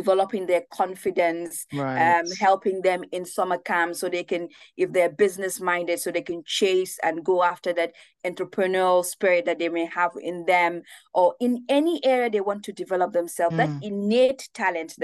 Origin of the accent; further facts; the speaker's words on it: Gambia; moved away as an adult; also born or lived in Bedfordshire, England; I had as a 14-year-old growing up in the Gambia